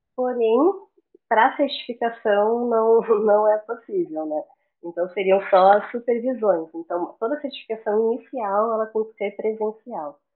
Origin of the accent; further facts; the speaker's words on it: Florianópolis, Santa Catarina, Brazil; also born or lived in Curitiba, Paraná; eu sou de Curitiba, no Paraná, mas eu cresci em Florianópolis, na Ilha da Magia